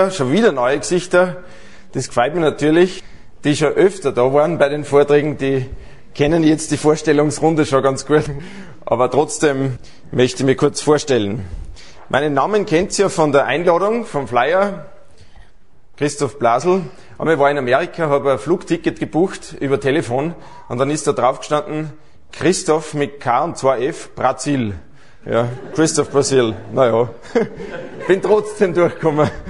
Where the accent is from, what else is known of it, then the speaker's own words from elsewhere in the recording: Aschach an der Steyr, Upper Austria, Austria; born there; now in Salzburg, Austria; ja, also wir leben seit einigen Jahren in Salzburg, aber gebürtig bin ich aus Aschach an der Steier. Und das ist eigentlich wirklich der schönste Ort in ganz Österreich.